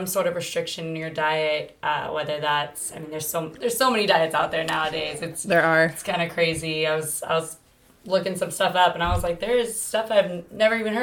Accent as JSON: {"language": "English", "area": "Bay Area", "region": "Northern California", "country": "United States", "moved": "as an adult", "lives_now": "Southern California, United States", "said": "I'm originally from the Bay Area, Northern California, and I moved down here to go play softball for college."}